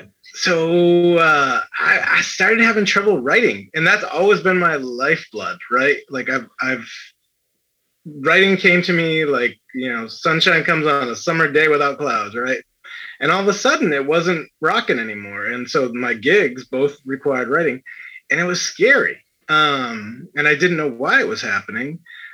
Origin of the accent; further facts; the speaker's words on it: New Bedford, Massachusetts, United States; I'm from New Bedford, which is a very big Portuguese population in Massachusetts